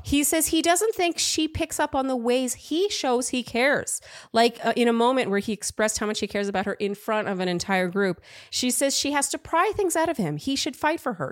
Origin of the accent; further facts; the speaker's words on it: Canada; now in New York, United States; I'm from Canada.